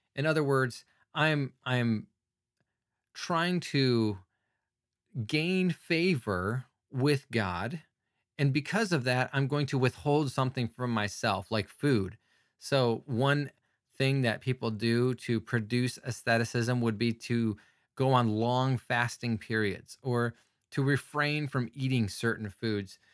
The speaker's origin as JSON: {"language": "English", "country": "United States", "said": "I'm an American"}